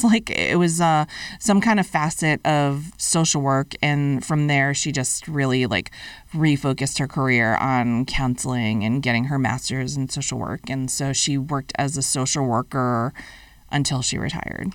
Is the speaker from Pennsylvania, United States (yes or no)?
no; Fitchburg, Massachusetts, United States; moved away as an adult; my college, Fitchburg State College, in my hometown